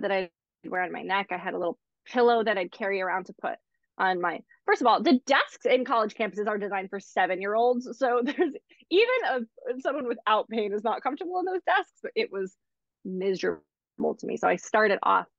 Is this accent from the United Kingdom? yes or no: no; East Coast, United States; now in Los Angeles, United States; I'm from the East Coast.